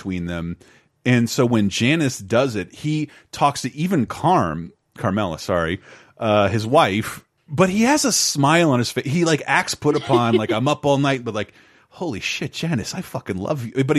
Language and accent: English; Florida, United States; I grew up in Florida